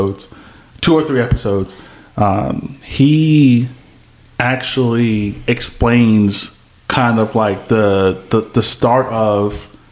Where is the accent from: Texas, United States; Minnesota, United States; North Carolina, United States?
Texas, United States; Austin; we're from Austin, Texas.